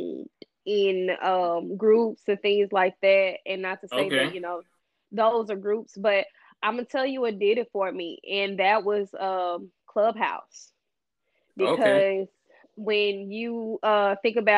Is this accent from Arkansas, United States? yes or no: yes; Arkansas, United States; accent: Southern; now in Dallas, United States; I am from Arkansas, but I live in Dallas